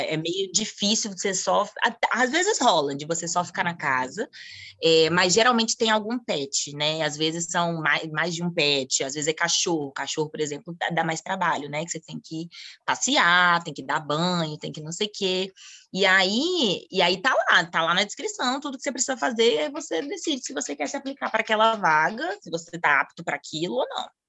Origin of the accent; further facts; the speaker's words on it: Brasília, Federal District, Brazil; moved away as an adult; also born or lived in Argentina; now in Thailand; eu sou de Brasília